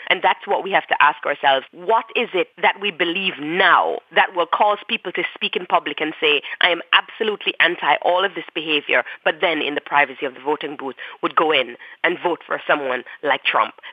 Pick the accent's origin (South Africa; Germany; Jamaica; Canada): Jamaica; moved away as an adult; now in United States; being Jamaican and what it meant to be queer and Jamaican at the same time